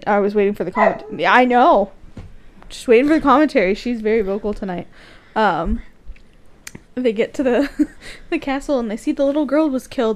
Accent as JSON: {"language": "English", "region": "Missouri", "country": "United States", "said": "I'm from Missouri"}